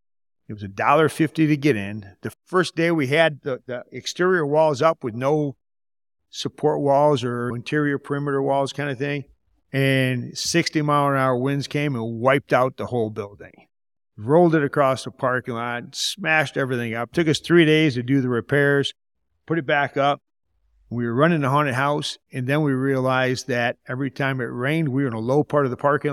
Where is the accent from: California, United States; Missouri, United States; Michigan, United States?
Michigan, United States; From Michigan. Grew up in Michigan.